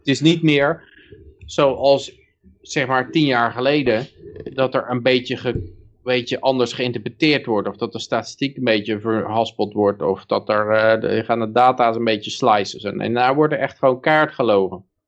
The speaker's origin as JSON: {"language": "Dutch", "country": "Netherlands"}